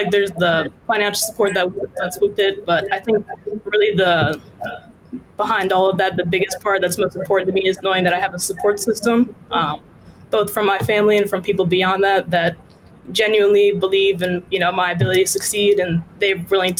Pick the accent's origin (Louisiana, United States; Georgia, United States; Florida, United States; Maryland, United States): Maryland, United States; now in New York, United States; So that's where I usually like to say, you know, I'm from Southern Maryland. So right now I'm a freshman at Columbia University up in New York.